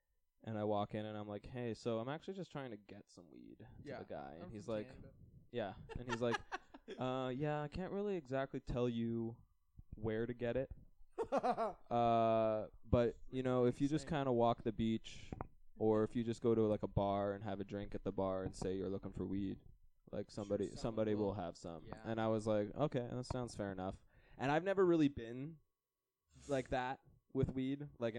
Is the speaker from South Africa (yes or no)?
no; Canada; no, I'm a Canadian tourist and just trying to get a little bud for me and my brothers.